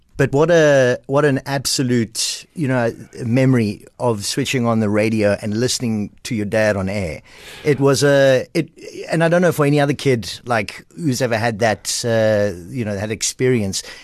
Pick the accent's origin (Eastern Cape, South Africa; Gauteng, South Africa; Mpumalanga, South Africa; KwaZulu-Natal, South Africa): Eastern Cape, South Africa; Port Elizabeth; I'm from Port Elizabeth, from Kleiberga, P